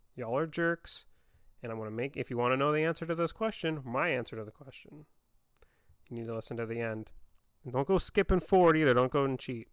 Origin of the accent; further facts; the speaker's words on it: Vancouver, Washington, United States; growing up in Vancouver, Washington